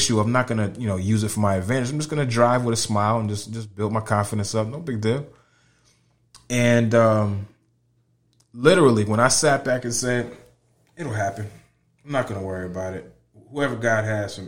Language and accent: English; Connecticut, United States; moved away as an adult; also born or lived in Orlando, Florida / Tampa, Florida / Winter Park, Florida; now in Lakeland, United States; I am born and raised in Connecticut.